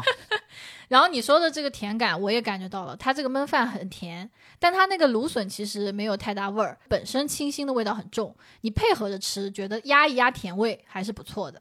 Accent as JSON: {"language": "Chinese", "town": "Shaoxing", "region": "Zhejiang", "country": "China", "moved": "yes", "lives_now": "Shanghai, China", "said": "非常符合我绍兴人的口味的"}